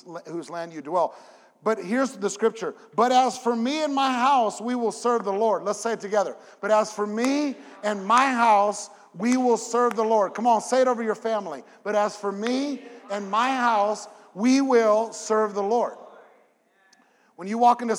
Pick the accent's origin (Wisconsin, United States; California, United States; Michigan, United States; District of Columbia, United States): California, United States; moved away as an adult; now in Memphis, United States; I have a 714 number because I'm from California